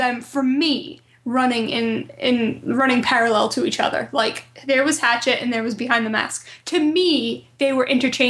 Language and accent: English; Rhode Island, United States; I'm from Rhode Island, which is, like, Massachusetts' little buddy.